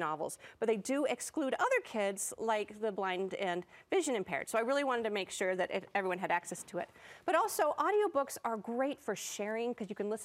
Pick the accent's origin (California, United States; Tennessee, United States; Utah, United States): Utah, United States; Salt Lake City; me growing up in Salt Lake City, Utah, at Wasatch Elementary